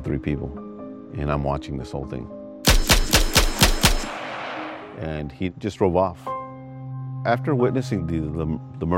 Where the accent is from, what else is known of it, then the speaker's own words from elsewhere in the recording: Los Angeles, California, United States; I was raised in the Rampart District of Los Angeles.